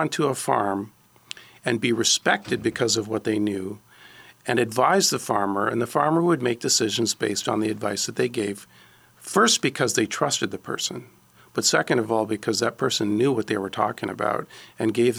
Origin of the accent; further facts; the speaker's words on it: Ontario, Canada; now in Alabama, United States; I grew up in Ontario.